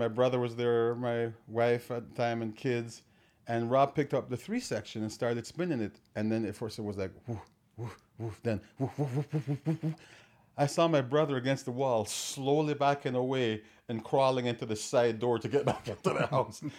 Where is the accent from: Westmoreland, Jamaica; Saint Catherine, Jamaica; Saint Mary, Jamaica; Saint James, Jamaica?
Saint Catherine, Jamaica; Watermount; also born or lived in Clarendon, Jamaica; now in Toronto, Canada; I was born in a place called Clarendon, but I grew up on a farm up in the mountain area called Watermount, St. Catharines.